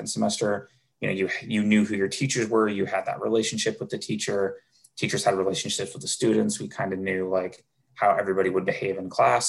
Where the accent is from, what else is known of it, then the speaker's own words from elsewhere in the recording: Camas, Washington, United States; moved away as an adult; now in Seattle, United States; I grew up in Camas, very similar to Mercer Island, smaller community